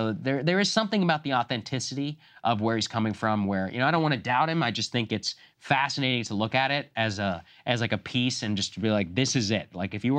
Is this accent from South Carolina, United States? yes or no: no; Texas, United States; moved away; I grew up in Texas, bombarded with it. So I've rejected it ever since I left.